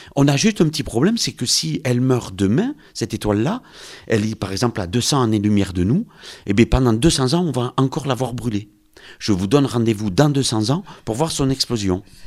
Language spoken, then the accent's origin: French; Lourdes, Occitania, France; je suis de Lourdes, donc on est un peu chauvin